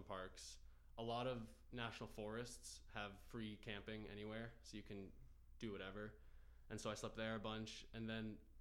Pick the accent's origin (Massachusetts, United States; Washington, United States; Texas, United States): Massachusetts, United States; growing up in Massachusetts